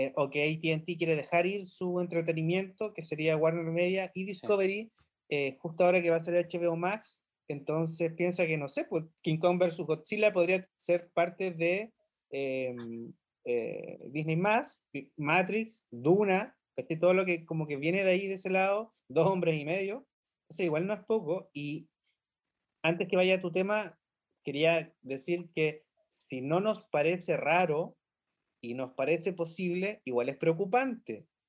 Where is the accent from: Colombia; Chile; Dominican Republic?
Chile; nosotros estamos en la Estación Espacial 1312, em, pero venimos de Chile